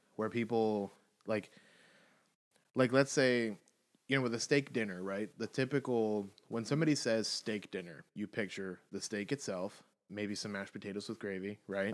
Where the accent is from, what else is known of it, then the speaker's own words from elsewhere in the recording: the South, United States; I'm from the South